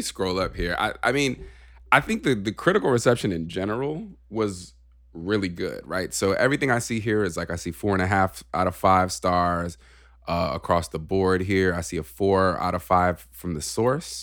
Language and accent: English; California, United States; moved away; we're from California